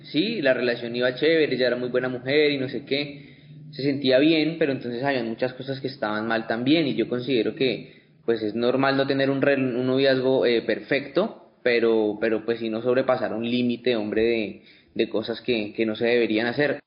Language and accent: Spanish; Pitalito, Huila, Colombia; soy de Pitalito